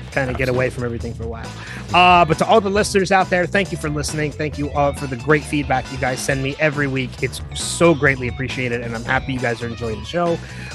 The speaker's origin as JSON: {"language": "English", "region": "New Jersey", "country": "United States", "tie": "born or raised there", "said": "I was born in New Jersey"}